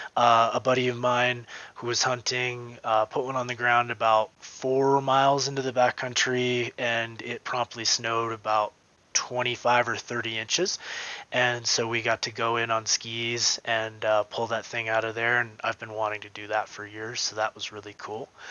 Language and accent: English; Vermont, United States; moved away; I'm from Vermont. I got to go home to Vermont in October.